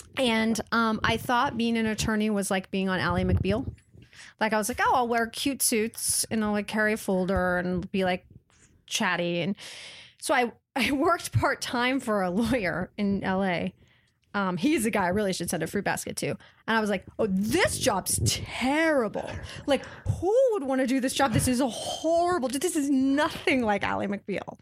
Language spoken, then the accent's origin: English; Waitsburg, Washington, United States; I grew up in a little town in Washington State, actually called Waitsburg